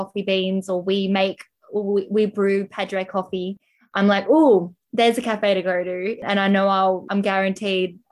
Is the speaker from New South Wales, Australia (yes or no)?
no; Melbourne, Victoria, Australia; I'm from Melbourne as well.